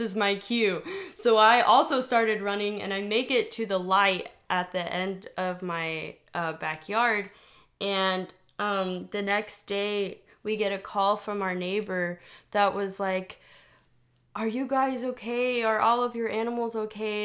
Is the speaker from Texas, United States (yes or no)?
yes; Texas, United States; I grew up in Texas